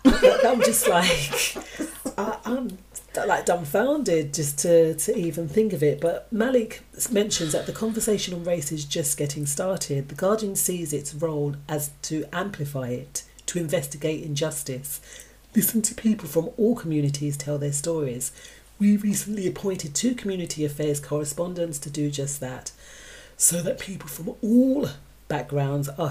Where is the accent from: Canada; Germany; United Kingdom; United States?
United Kingdom; We're defined as British, but UK, because we're born here.